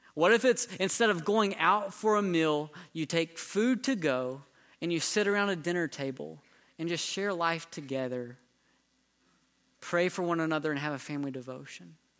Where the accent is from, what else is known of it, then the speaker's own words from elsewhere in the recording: North Carolina, United States; now in Texas, United States; I grew up in North Carolina